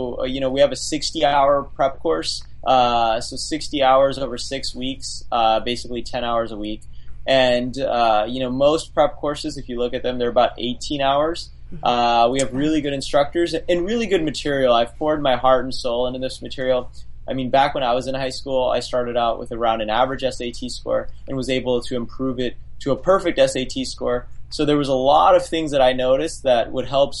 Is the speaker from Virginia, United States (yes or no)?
no; Las Vegas, Nevada, United States; I grew up in Las Vegas, so Clark County School District is the name of the school district